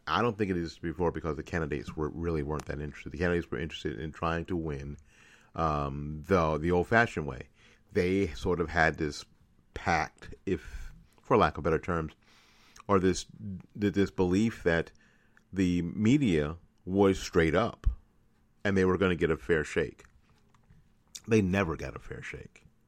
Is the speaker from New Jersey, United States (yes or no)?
no; Tennessee, United States; I'm from Tennessee